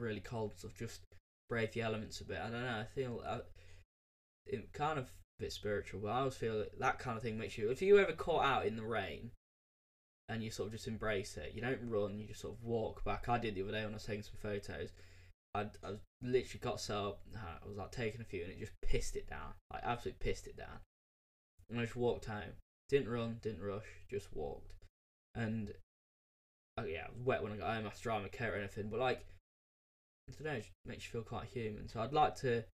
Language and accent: English; United Kingdom; me being British